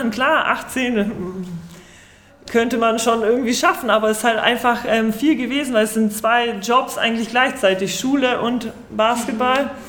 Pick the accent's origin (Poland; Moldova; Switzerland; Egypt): Poland; Kraków, Lesser Poland; born there; Also man muss dazu sagen, also ich bin in Krakau geboren und mein Vater hat ähm, in dem Verein halt zehn Jahre lang gespielt.